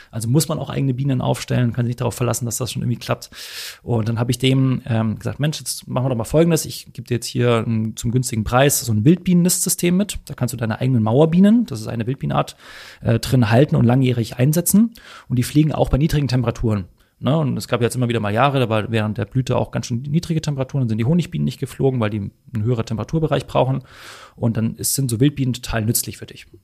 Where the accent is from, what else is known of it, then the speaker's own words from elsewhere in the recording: Hamburg, Germany; also als Hamburger haben wir, wie gesagt, das äh, alte Land vor den Toren.